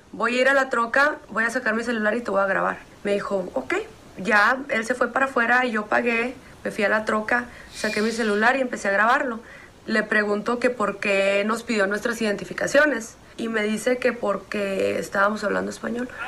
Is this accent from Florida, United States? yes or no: no; El Paso, Texas, United States; now in Montana, United States; yo nací en El Paso, Texas.